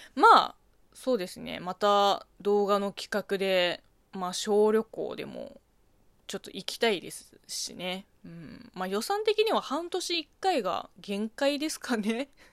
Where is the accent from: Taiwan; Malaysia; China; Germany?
China; Japanese is a second language; now in Japan; 中国生まれ、中国育ちの私